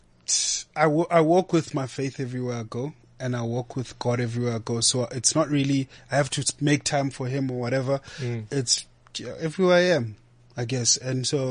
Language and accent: English; South Africa; I'm a South African